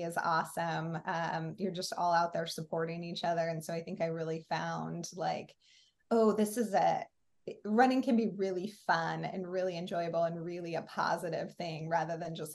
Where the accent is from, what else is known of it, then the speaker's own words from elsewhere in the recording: Oregon, United States; now in MatSu Valley, Alaska, United States; I grew up in Oregon.